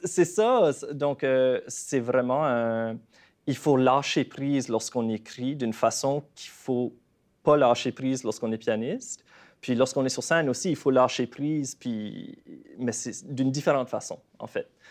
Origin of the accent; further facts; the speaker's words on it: Canada; accent: Acadian; moved away as an adult; also born or lived in Montreal; quand j'ai déménagé à Montréal la première fois en tant qu'Acadien. Mon accent y est fort